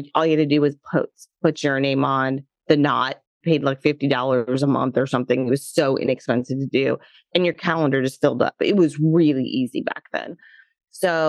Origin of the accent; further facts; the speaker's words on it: Florida, United States; also born or lived in New York City / Los Angeles; growing up in Florida here in the United States